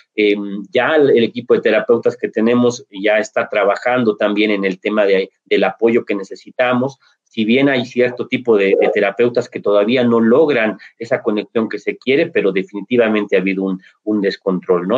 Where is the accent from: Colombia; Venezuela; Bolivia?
Bolivia; aquí en Bolivia